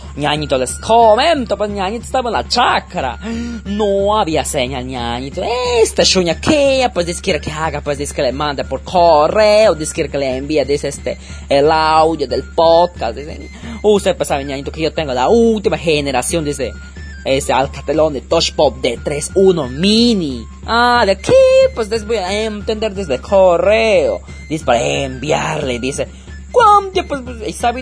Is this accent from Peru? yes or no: yes; Tarapoto, San Martín, Peru; accent: dejo tarapotino; el dejo tarapotino